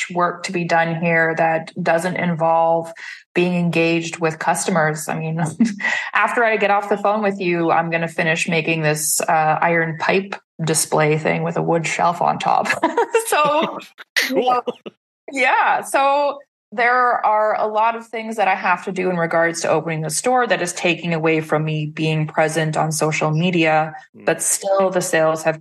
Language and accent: English; Saskatoon, Saskatchewan, Canada; moved away as an adult; also born or lived in Montreal; I started a national poetry series in my hometown of Saskatoon, Saskatchewan